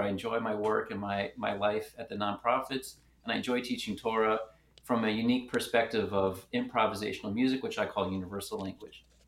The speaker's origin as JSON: {"language": "English", "town": "Richmond", "region": "Virginia", "country": "United States", "tie": "born or raised there", "also_born_or_lived": "Philadelphia / Atlanta", "moved": "as an adult", "lives_now": "Memphis, United States", "said": "I was born in Philadelphia. I grew up in Richmond, Virginia"}